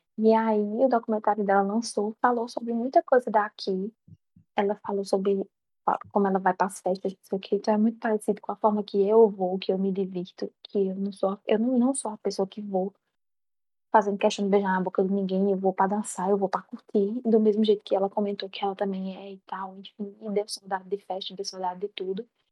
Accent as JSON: {"language": "Portuguese", "town": "Campina Grande", "region": "Paraíba", "country": "Brazil", "said": "Eu sou de Campina Grande"}